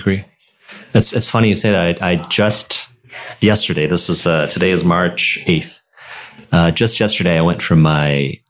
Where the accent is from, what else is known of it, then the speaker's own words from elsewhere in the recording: Michigan, United States; I'm from Michigan.